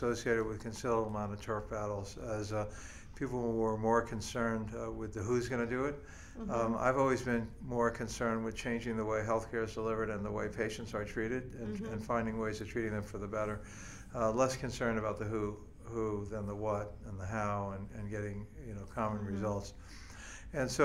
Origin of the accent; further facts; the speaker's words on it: Miami, Florida, United States; moved away as an adult; now in New York, United States; I was born in Miami.